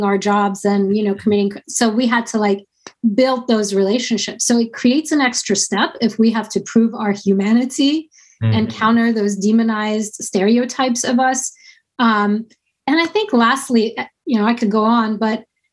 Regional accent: United States; That's not the kind of American I am

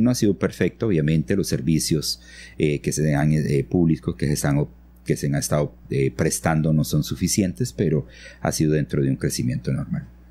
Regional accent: San Vito, Puntarenas, Costa Rica; moved away as an adult; also born or lived in Nicoya / San José; now in Ojochal, Costa Rica; yo nací en Nicoya, eh, crecí en, San Vito, junto a la frontera con, con Panamá

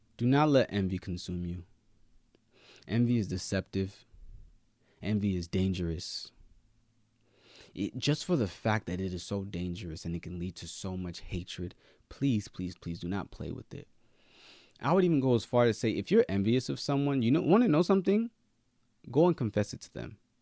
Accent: Nigeria; I'm Nigerian, right? So I, we were raised to be the best.

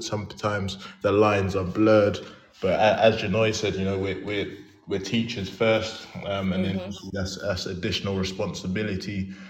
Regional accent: London, United Kingdom; moved away as an adult; also born or lived in Bedford; I'm a PE and maths teacher in a secondary school. I'm originally from London, but currently working up in Bedford.

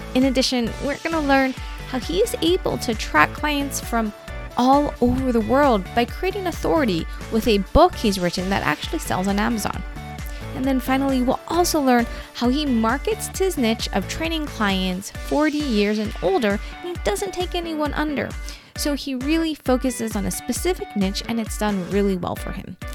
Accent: Hawaii, United States; I'm from Hawaii

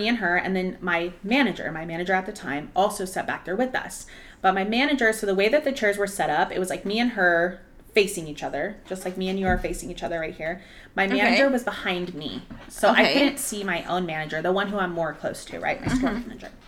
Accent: Arlington, United States; I had just moved back to a different store in my hometown, Arlington

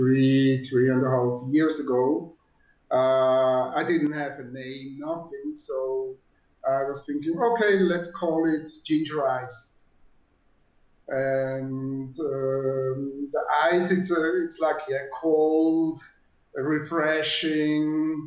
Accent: Zurich, Switzerland; English is a second language; moved away as an adult; also born or lived in Costa Rica; now in Guadalajara, Mexico; I was born in Zurich, Switzerland, a long time ago.

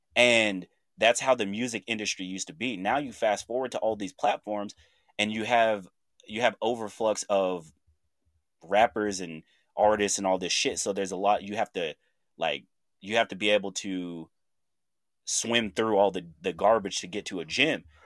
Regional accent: Chandler, Oklahoma, United States; moved away; my hometown, Chandler, Oklahoma

